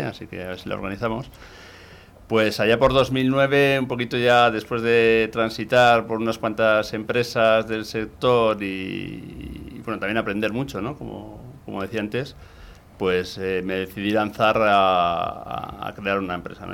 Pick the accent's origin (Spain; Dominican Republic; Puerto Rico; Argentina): Spain; Gipuzkoa, Basque Country; soy de un pequeño pueblo de Guipúzcoa en el interior de Guipúzcoa y bueno, de la zona de, San Sebastián